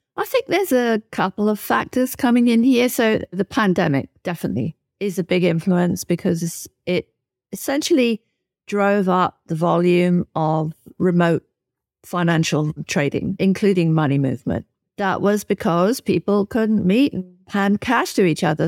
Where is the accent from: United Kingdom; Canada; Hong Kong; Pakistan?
United Kingdom; my home country, in the U K